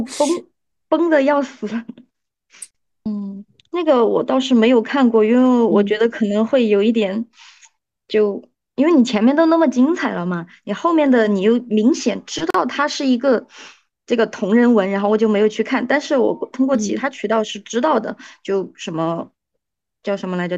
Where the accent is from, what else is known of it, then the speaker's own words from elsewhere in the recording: China; 我们中国人